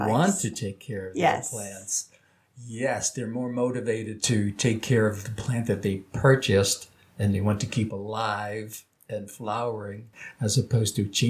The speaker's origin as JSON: {"language": "English", "area": "Nassau County, Long Island", "region": "New York", "country": "United States", "moved": "yes", "said": "I was in Nassau County, which is in the middle of the island, and I was in the town of Elmont"}